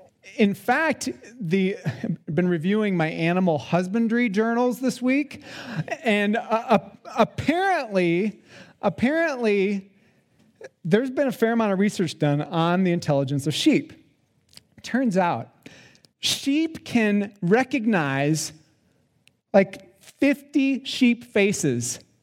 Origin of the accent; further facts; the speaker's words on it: South Dakota, United States; I had some experience with sheep growing up in South Dakota. We didn't have a lot of sheep on our farm.